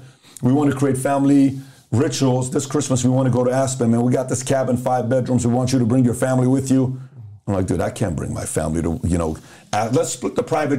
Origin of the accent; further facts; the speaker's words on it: Iran; also born or lived in Los Angeles, California; now in United States; So I grew up in Iran. We got bombed on.